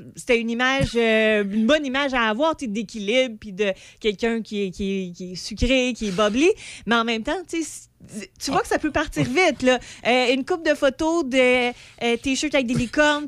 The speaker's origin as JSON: {"language": "French", "town": "Pont-Rouge", "region": "Quebec", "country": "Canada", "said": "je viens d'une petite place. Je viens de Pont-Rouge."}